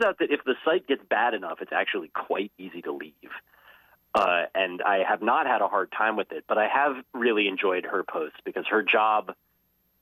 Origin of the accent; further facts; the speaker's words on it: United States; I grew up in Jets fan country